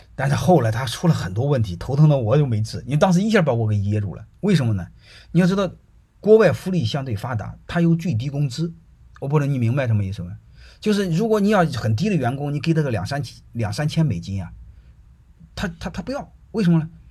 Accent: China; 我们中国人就还好点儿

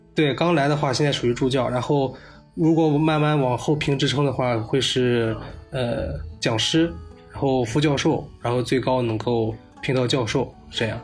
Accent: Shandong, China; moved away; 我是山东人， 然后今年二十七岁

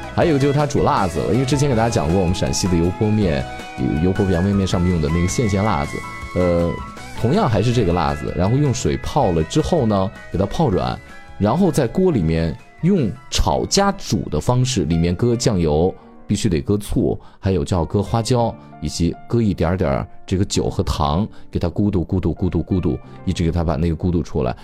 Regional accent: Shaanxi, China; 我们陕西人习惯是用手掰出来的

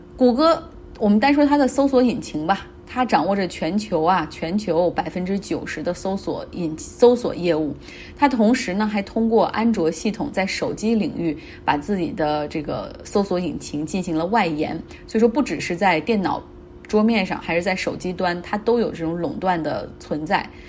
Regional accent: China; 我们中国人

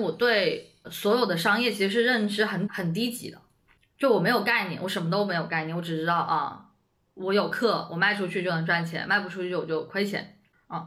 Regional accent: Shenzhen, Guangdong, China; moved away as an adult; now in Beijing, China; 我其实一直都在深圳嘛，我在深圳出生，长大嗯。读书，然后也没有接触过北京

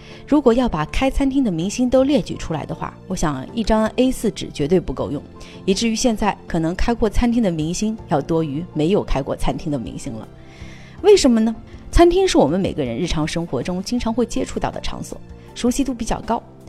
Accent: Harbin, Heilongjiang, China; 是因为我决定把我喜欢吃的火锅带回到我的家乡哈尔滨。

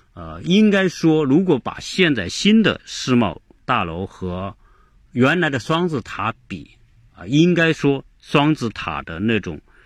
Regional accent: China; 我们中国人，很多人并不太知道这个人

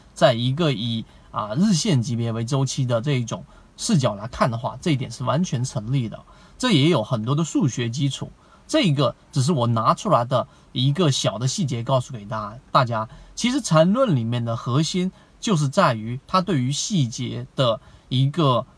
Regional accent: China; 我们中国人

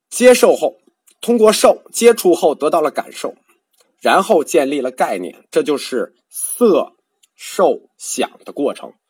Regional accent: China; 我们中国人不熟啊

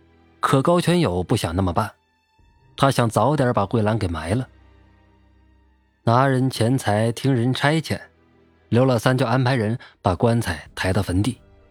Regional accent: Northeast China, China; 我老家在东北，那个时候我十来岁，我们家邻居姓高

